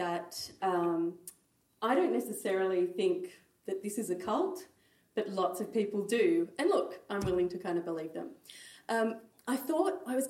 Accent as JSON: {"language": "English", "country": "Australia", "also_born_or_lived": "Sydney", "said": "as an Australian"}